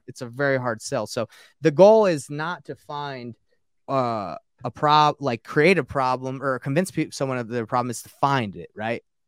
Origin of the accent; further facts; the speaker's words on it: Marietta, Georgia, United States; also born or lived in Roswell, Georgia; I grew up in Marietta and, uh, Roswell